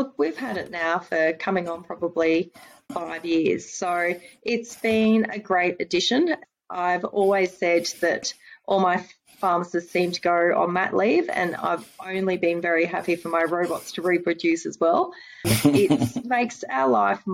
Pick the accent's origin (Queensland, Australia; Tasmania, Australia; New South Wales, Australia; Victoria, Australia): Queensland, Australia; Brisbane; moved away as an adult; now in Goondiwindi, Australia; I'm not actually from Goondiwindi. I was born and bred in Brisbane, and I came out for love of all reasons